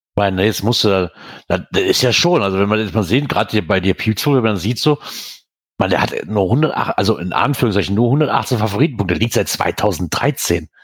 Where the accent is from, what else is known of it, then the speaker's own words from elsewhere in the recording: Eifel, Germany; Ich ich komme aus der Eifel, Nähe von der Eifel.